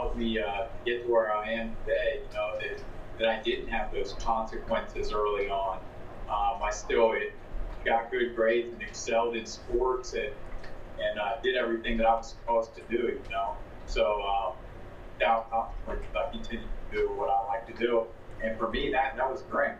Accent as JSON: {"language": "English", "town": "Zanesville", "region": "Ohio", "country": "United States", "tie": "born or raised there", "said": "I'm from Zanesville, Ohio, so a little ways from you guys, obviously. I was born and raised here"}